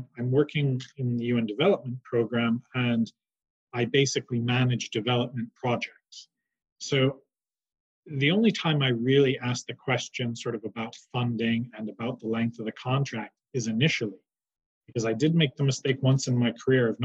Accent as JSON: {"language": "English", "region": "New York", "country": "United States", "tie": "born or raised there", "moved": "yes", "said": "I grew up in New York"}